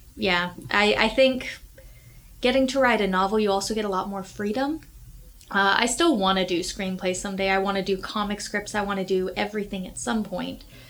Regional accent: Houston, Texas, United States; I come from Houston.

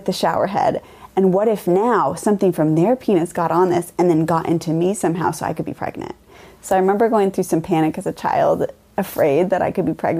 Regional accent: Mount Vernon, Washington, United States; I grew up in Mount Vernon. It's about an hour from Seattle and an hour from the Canadian border

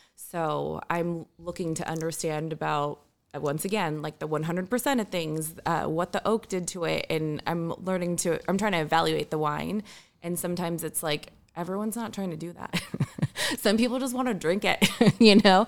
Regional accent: Orange County, California, United States; I grew up in Orange County

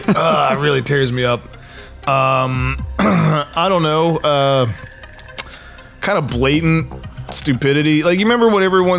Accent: Alamance County, North Carolina, United States; moved away as an adult; also born or lived in New Jersey / China; now in Los Angeles, United States; I grew up in rural North Carolina, in a place called Alamance County

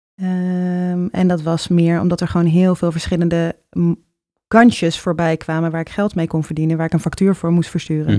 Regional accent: Utrecht, Netherlands; ik ben op de Oude Gracht opgegroeid.

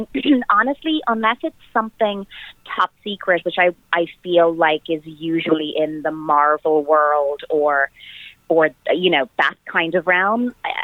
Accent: Ireland; And I am Irish and the character was Irish

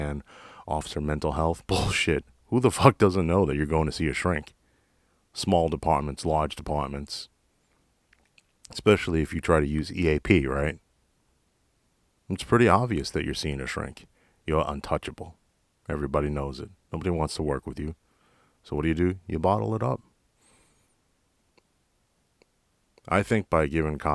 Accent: New York City, New York, United States; moved away as an adult; now in Texas, United States; I'm originally from Jackson Heights, Queens. I actually was an auxiliary cop for the NYPD in my home command, the 115, for 3 years before I moved

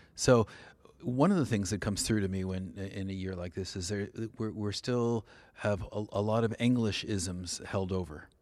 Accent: California, United States; also born or lived in New England; now in New Haven, United States; I'm from California

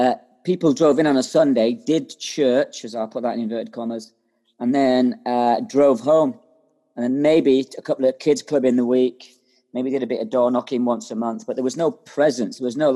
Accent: Ireland; now in Scotland; I am from Ireland, yeah.

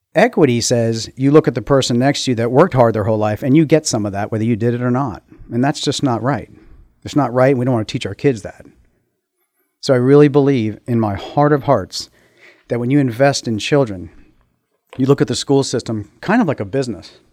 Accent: United States; moved away as an adult; now in Middletown; Grew up in Montgomery County

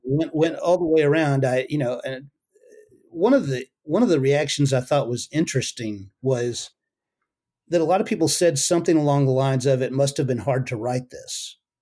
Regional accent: United States; I'm an American

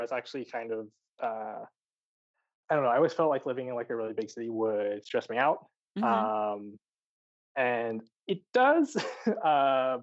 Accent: Maryland, United States; now in Los Angeles, United States; I'm from Maryland

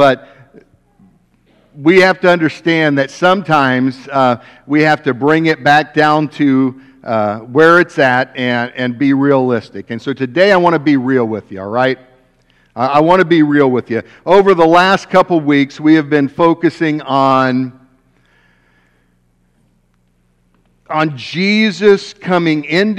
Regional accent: West Alexandria, Ohio, United States; We grew up over in West Alexandria, so just 35 through New Lebanon, small little town, one stoplight

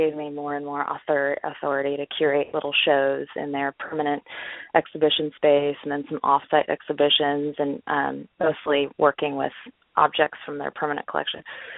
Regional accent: Orange County, California, United States; moved away as an adult; also born or lived in San Francisco; now in Los Angeles, United States; I'm from Orange County, and then I moved to San Francisco for school, and I stayed there for about 11 years

